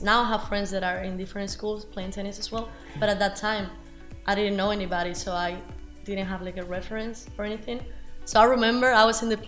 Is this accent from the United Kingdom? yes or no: no; Spain; English is a second language; moved away as an adult; now in Americus, United States; I'm from Spain